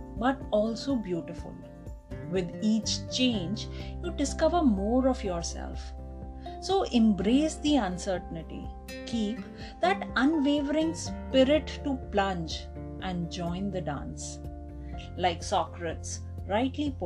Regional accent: India; As an Indian woman

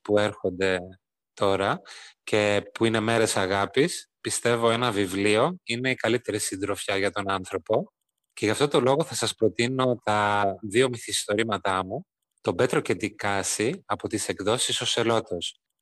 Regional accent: Greece; είμαι Έλληνας συγγραφέας και μεταφραστής γερμανικής

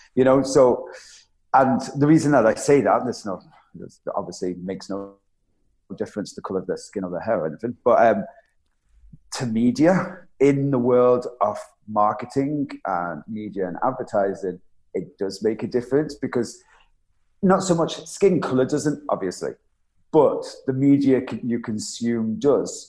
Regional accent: Isle of Man; I was born on the Isle of Man

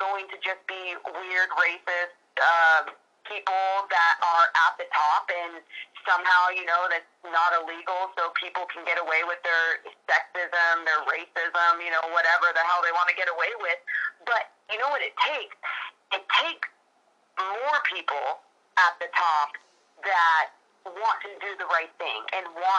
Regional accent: California, United States; We were raised in California, and we grew up as Sacramento Kings fans

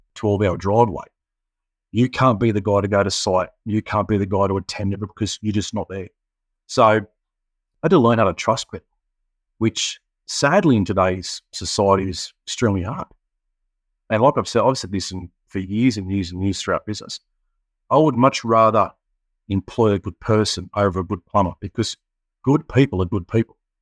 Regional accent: Penrith, New South Wales, Australia; moved away as an adult; now in Sunshine Coast, Australia; born and bred in Penrith, mate. Lived there for thirty-five years. Moved to the Sunny Coast eight years ago.

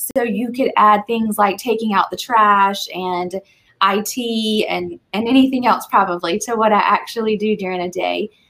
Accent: Eastern North Carolina, United States; moved away as an adult; now in Raleigh, United States; I'm originally from Eastern North Carolina. Uh, moved to Raleigh for college, met my husband here.

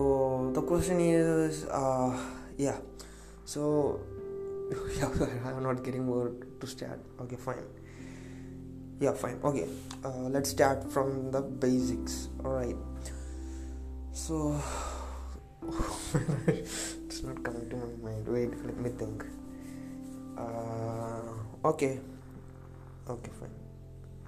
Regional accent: India; accent: Indian English; English is a second language; It's Indian English accent, and I would say it's below average Indian English, because I told you English is not my native language.

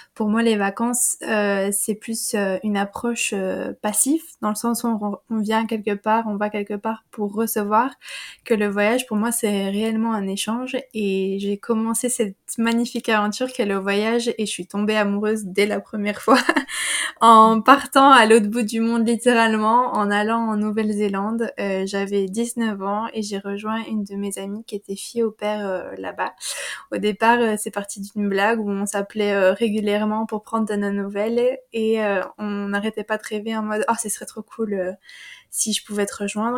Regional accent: Wallonia, Belgium; je suis une compatriote belge. j'habite dans j'habite dans la région liégeoise

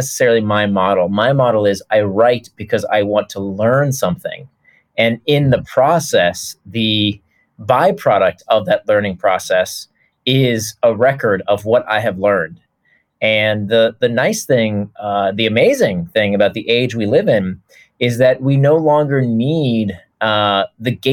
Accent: Orlando, Florida, United States; moved away; I choose not to live there anymore. Nothing against Orlando. But, you know, when you grow up there

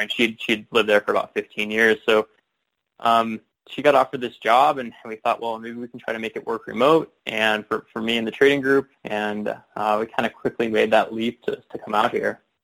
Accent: Chicago, Illinois, United States; moved away as an adult; also born or lived in Bellingham, Washington; I grew up in the Chicago, Illinois suburbs

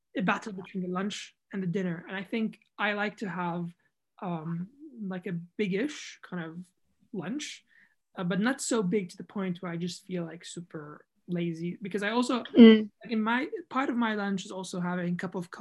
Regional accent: Jordan; moved away; also born or lived in United Kingdom / United States; I'm from Jordan

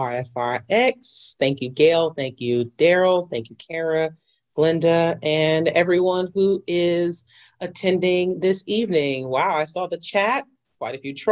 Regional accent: New York City, New York, United States; I am a New York City native, born and raised in Jamaica, Queens

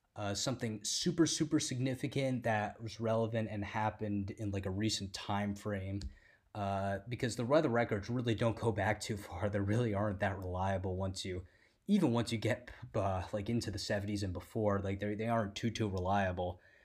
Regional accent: New Jersey, United States; a lot of my people in my hometown of Jersey

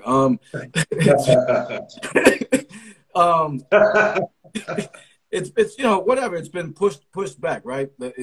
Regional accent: Connecticut, United States; now in Pittsburgh, United States; I'm from Connecticut, but I live in Pittsburgh right now

